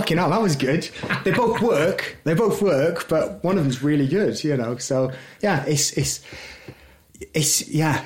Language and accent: English; Newport, Wales, United Kingdom; we're all from Newport